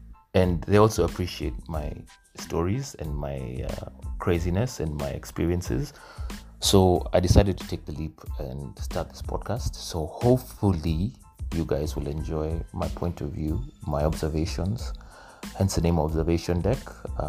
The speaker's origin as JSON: {"language": "English", "region": "Nairobi", "country": "Kenya", "tie": "born or raised there", "also_born_or_lived": "Ohio", "said": "I'm Kenyan, born and raised in Nairobi, went to school in Ohio"}